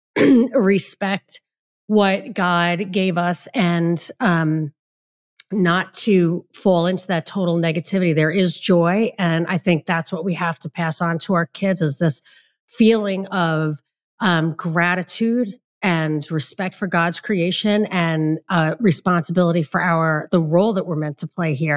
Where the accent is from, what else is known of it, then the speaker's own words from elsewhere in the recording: New York, United States; I grew up in New York where it's very humid